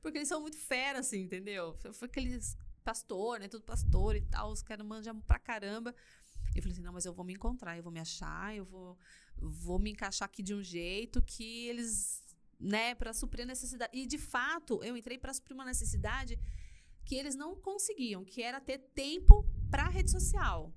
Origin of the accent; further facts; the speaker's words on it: São Paulo, Brazil; moved away as an adult; now in Curitiba, Brazil; eu nasci em São Paulo. Tá. Nasci aqui na, na capital de São Paulo, né, não aqui em, em Campinas, óbvio.